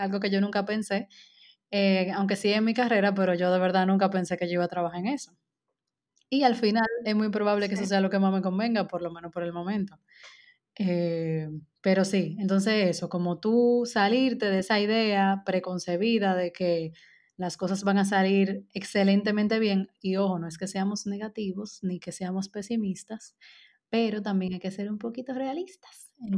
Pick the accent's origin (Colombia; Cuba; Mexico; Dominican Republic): Dominican Republic; moved away